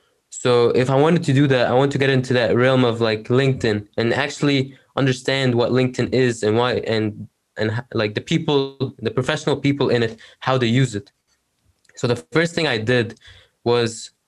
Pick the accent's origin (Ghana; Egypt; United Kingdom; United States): Egypt; now in Canada; I'm from Egypt. I live in Canada